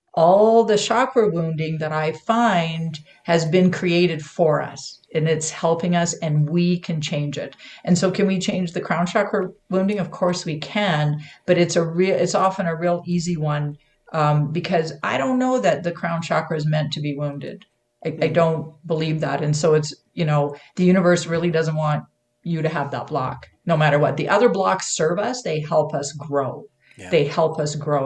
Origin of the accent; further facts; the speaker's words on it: Canada; now in United States; I'm a Canadian. I'm I am living in the U.S., but I'm a Canadian.